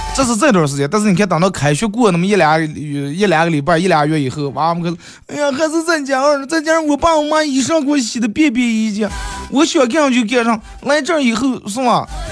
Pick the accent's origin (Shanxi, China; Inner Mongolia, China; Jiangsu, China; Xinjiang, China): Inner Mongolia, China; Bayannur; 咱们好客的白鸭闹耳啊，咱们美丽的富饶的内蒙古大草原